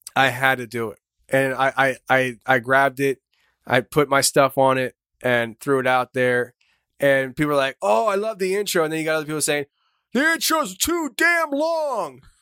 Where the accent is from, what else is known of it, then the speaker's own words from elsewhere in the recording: Shoemakersville, Pennsylvania, United States; we're from Shoemakersville, Pennsylvania, small little town